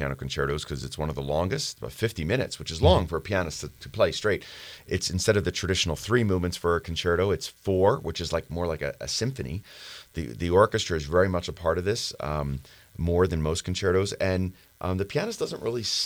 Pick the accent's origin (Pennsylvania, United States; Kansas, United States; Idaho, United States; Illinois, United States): Pennsylvania, United States; Philadelphia; even though we're both from Philadelphia